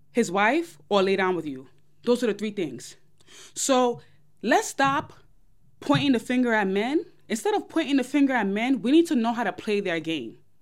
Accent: New York, United States; I'm from New York.

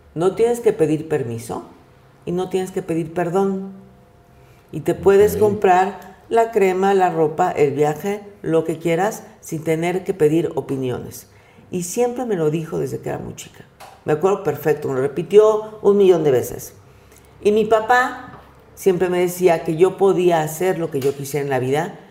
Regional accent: Mexico; Soy mexicana de una familia de clase media

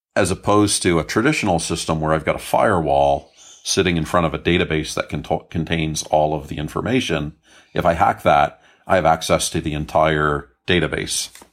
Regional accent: Canada; I grew up in Canada.

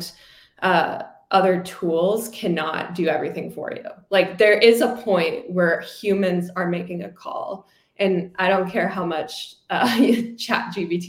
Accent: Virginia, United States; I'm from Virginia

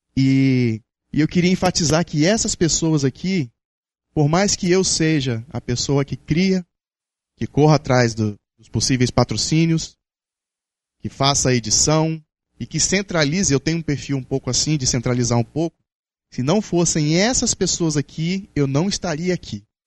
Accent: Capixaba, Espírito Santo, Brazil; enquanto capixaba

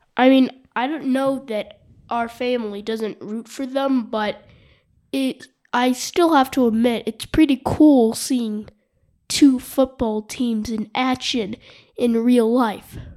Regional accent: Jackson, Wyoming, United States; from Jackson Hole

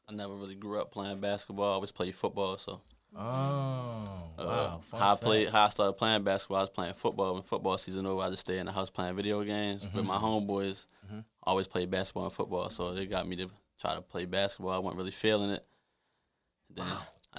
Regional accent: Baltimore, Maryland, United States; I'm from West Baltimore

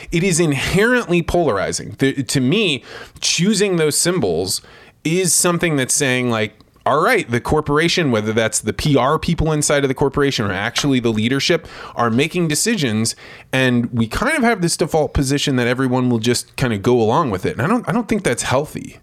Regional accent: Eureka, Illinois, United States; I was a kid from Eureka, Illinois. I was probably like, I don't know, ten or eleven years old.

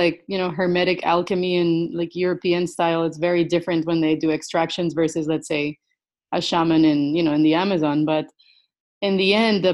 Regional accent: Costa Rica; I am born and raised in Costa Rica

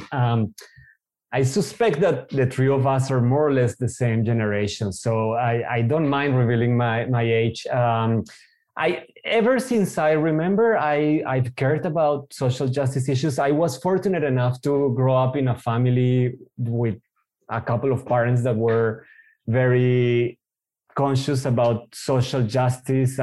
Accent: Colombia; moved away as an adult; also born or lived in Israel; now in Frankfurt, Germany; I moved from Colombia to Israel to do my university there. And when I arrived at 18 years old

